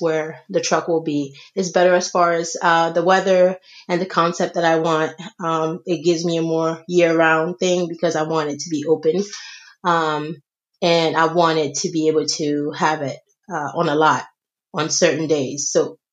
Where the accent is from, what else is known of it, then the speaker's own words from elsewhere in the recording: Senegal; moved away; I grew up in Senegal. I was born here, but then I was raised in Senegal by my aunt.